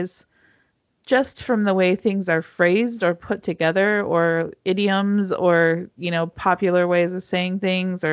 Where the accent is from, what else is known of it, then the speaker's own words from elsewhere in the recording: United States; moved away as an adult; now in Czech Republic; I'm an American. And so, you know, we didn't grow up with the opportunity to really learn another language until the age of like 14, 16.